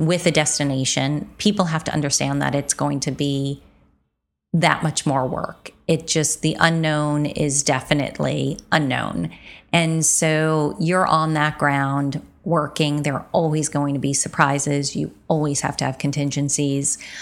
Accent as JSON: {"language": "English", "country": "United States", "said": "as an American"}